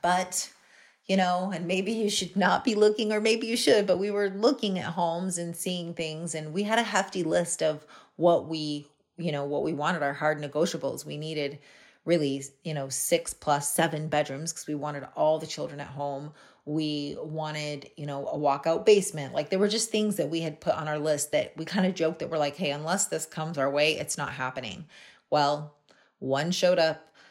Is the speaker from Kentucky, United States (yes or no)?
no; Hawaii, United States; also born or lived in West Palm Beach, Florida; now in Canada; I'm originally, I, I grew up in Hawaii